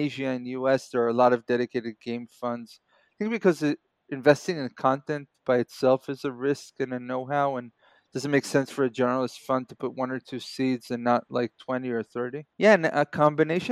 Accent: Israel; also born or lived in New York, United States / Kibbutz Grofit, Israel; I was born and raised here in Israel, then moved to New York for a few years, family reasons, and then moved back

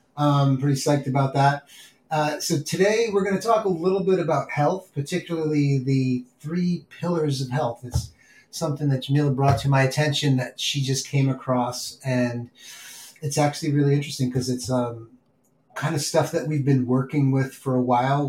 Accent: New York City, New York, United States; moved away; I grew up in New York City

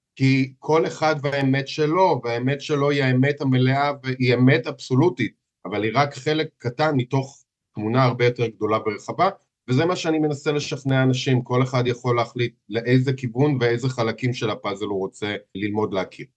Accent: Israel; accent: heavy Israeli accent; moved away as an adult; now in Warsaw, Poland; אני יליד ישראל

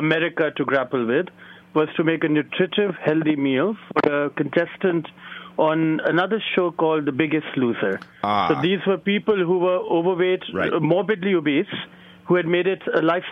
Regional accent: New Delhi, Delhi, India; moved away as an adult; now in New York City, United States; the energy that and the sophistication that I grew up with in New Delhi

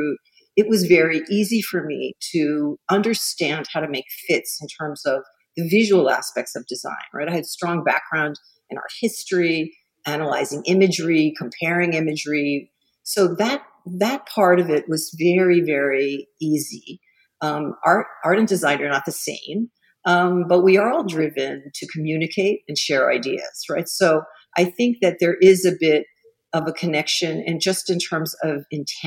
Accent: Miami, Florida, United States; I grew up in Miami

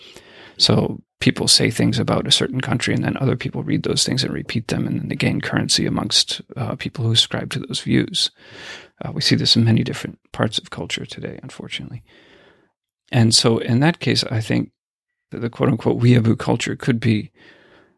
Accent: United States; when I was growing up in the States

